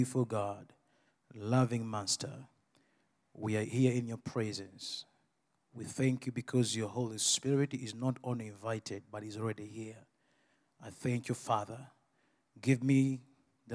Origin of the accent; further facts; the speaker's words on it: Uganda; I come from Uganda